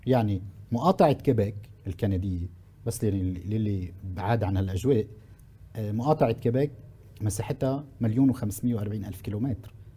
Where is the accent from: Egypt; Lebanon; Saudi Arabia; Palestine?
Lebanon; عندنا بلبنان